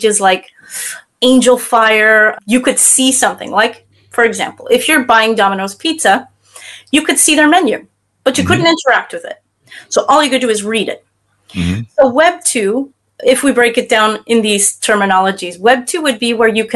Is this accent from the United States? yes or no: yes; United States; now in France; based out of France myself, I am an American